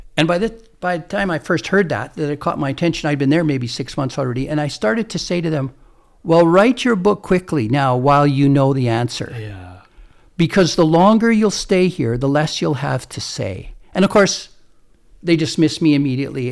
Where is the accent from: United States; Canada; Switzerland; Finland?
Canada; we're Canadian